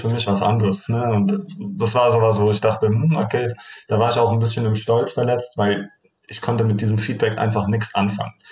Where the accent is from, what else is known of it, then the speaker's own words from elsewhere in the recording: Turkey; moved away; ich komme ursprünglich aus der Türkei